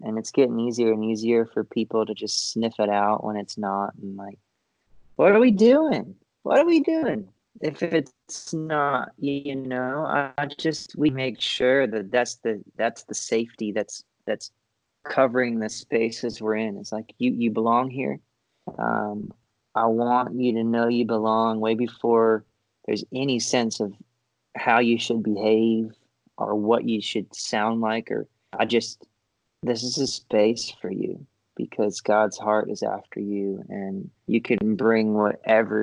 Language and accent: English; Florida, United States; I grew up in Florida.